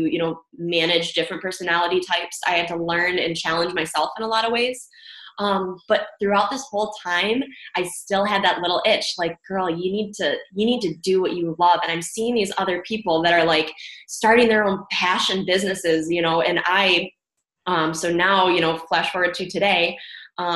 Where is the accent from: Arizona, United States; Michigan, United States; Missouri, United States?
Michigan, United States; I'm from Michigan area, kind of born and raised, went to school here